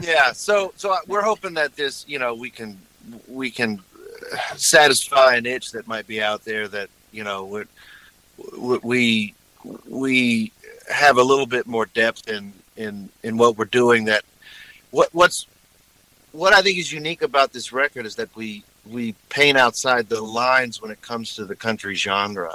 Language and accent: English; Texas, United States; moved away; I'm from Texas